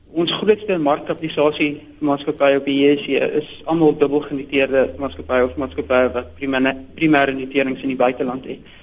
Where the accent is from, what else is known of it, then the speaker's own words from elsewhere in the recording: South Africa; ons as Suid-Afrikaners